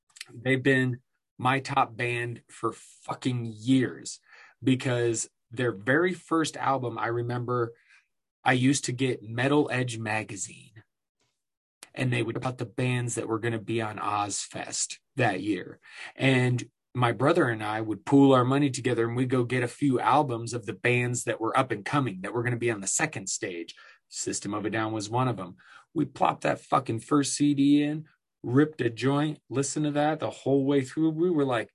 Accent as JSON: {"language": "English", "region": "Iowa", "country": "United States", "moved": "yes", "said": "I came from Iowa"}